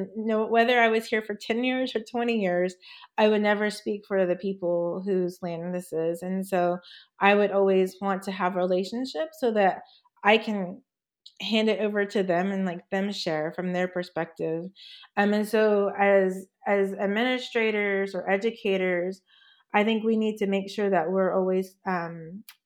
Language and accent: English; Oklahoma, United States; also born or lived in Oregon / New Mexico; now in Washington, United States; I was born in Oregon, but grew up in Oklahoma